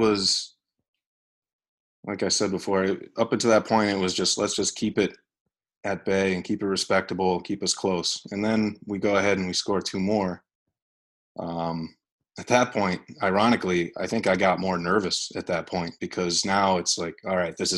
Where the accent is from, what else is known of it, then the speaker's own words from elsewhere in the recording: New York, United States; being a New Yorker